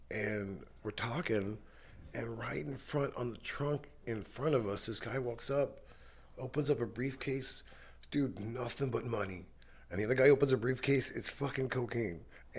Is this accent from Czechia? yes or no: no; New York, United States; moved away; also born or lived in Brooklyn / Long Island / White Plains; I'm from New York